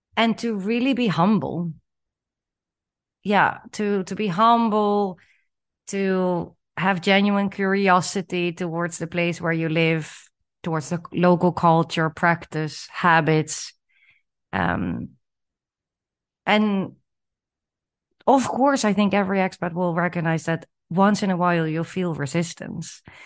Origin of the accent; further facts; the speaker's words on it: Netherlands; moved away as an adult; also born or lived in Chile / Peru; growing up in the Netherlands and, you know, living and working there for, for the majority of my life